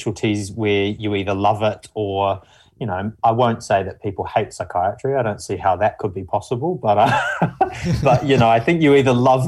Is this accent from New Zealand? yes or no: yes; New Zealand; accent: mumbly; moved away; I'm initially from New Zealand. You can probably tell from the mumbly accent. So I'm from like a small farming town initially.